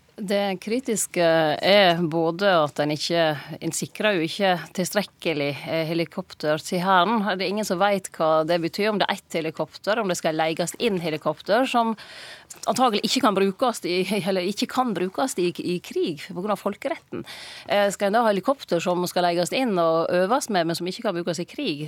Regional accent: Lærdal, Vestland, Norway; der jeg var hjemme i Lærdal

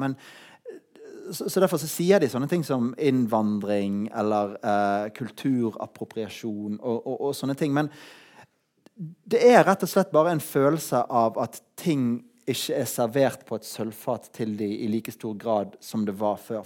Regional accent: Norway; jeg er norsk

